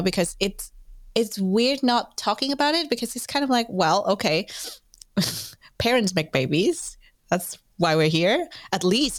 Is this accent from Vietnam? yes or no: yes; Vietnam; but I'm originally from Vietnam, a country where we don't talk about sex education nearly enough.